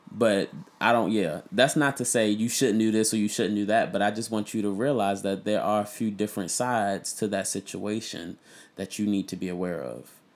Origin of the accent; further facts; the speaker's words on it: Baltimore, Maryland, United States; I'm from Baltimore